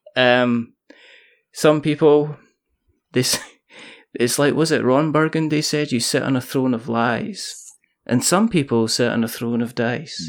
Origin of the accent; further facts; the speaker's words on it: Scotland, United Kingdom; I'm Scottish